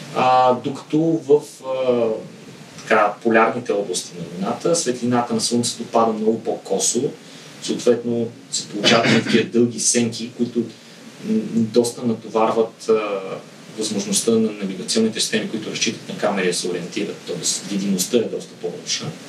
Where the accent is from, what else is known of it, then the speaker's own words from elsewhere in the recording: Bulgaria; като българи